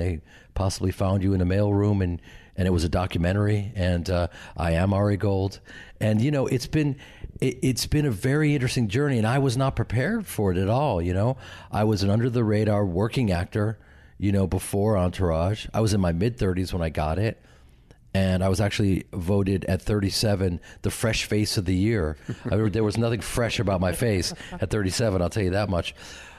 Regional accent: Midwest, United States; I'm from the Midwest. I'm from this acting family and an acting community where we support each other and love each other and we're there for each other.

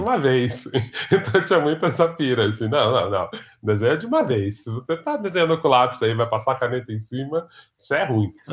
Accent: São Paulo, Brazil; Cresci em Ipiranga, mais precisamente na Vila das Mentes seis.

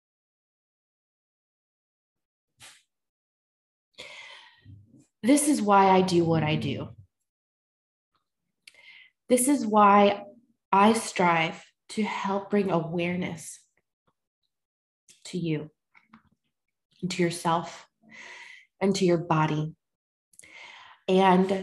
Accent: the South, United States; Born and raised in the South, where it's fucking Bible Belt

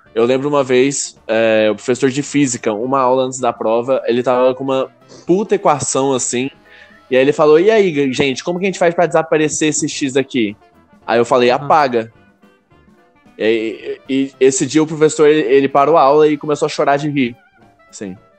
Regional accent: Goiânia, Goiás, Brazil; eu sou de Goiânia

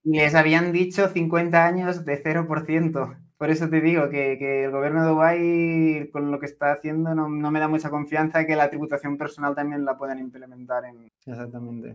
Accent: Barcelona, Catalonia, Spain; moved away as an adult; now in Cyprus; yo, soy de Barcelona, pero he preferido Chipre

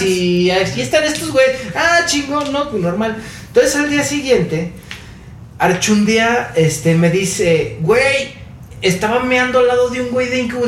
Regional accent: Mexico; soy de México

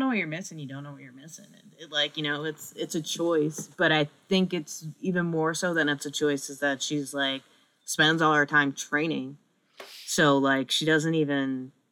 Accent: New England, United States; I'm from New England, and like it's just part of you can't escape you like sports culture here

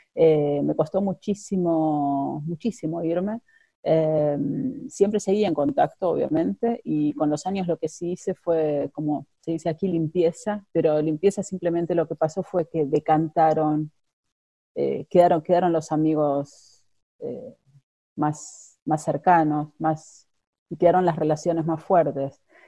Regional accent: Buenos Aires, Argentina; moved away as an adult; now in Netherlands; soy de Buenos Aires, llegué ya hace 19 años, a, casi 19 años a, Holanda

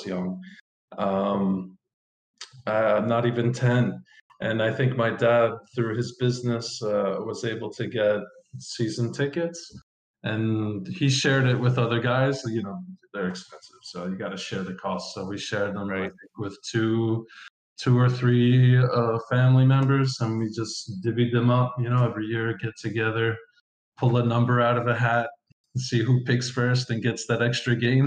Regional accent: Long Island, New York, United States; now in Spain; I grew up on Long Island

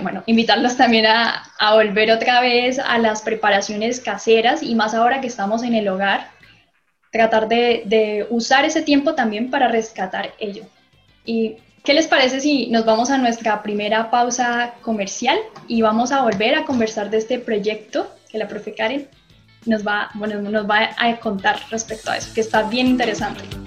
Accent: Colombia; now in Chile; no es porque yo sea colombiana

